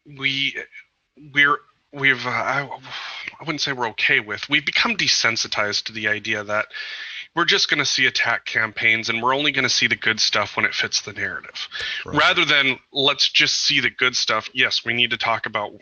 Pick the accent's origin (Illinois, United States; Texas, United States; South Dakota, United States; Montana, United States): Montana, United States; Eastern; moved away; where I grew up in Eastern Montana